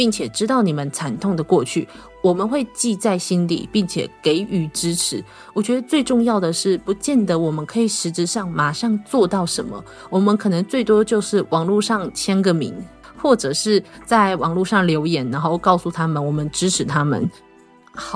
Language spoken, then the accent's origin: Chinese; Taiwan; 那我身为一个台湾人。我虽然看得出来说他在故事中是有各自的影射，不过以一个台湾人来说，那个土国太清朝了